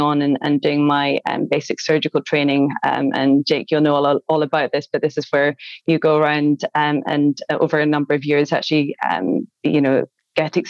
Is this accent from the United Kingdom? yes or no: yes; Glasgow, Scotland, United Kingdom; I'm from Glasgow